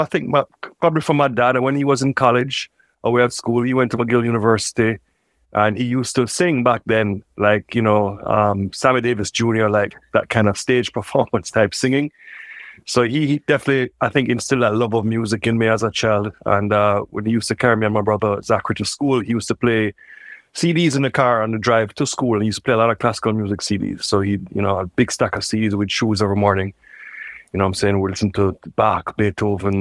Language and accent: English; Kingston, Jamaica; I grew up in Kingston, Jamaica